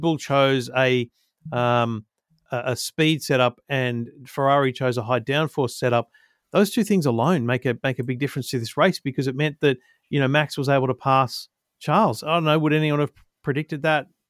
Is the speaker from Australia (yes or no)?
yes; Australia; as an Aussie